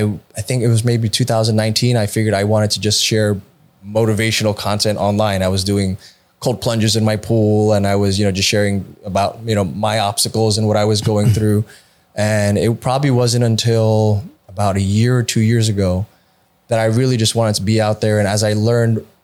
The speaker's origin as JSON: {"language": "English", "region": "New York", "country": "United States", "moved": "yes", "lives_now": "Austin, United States", "said": "I'm from New York"}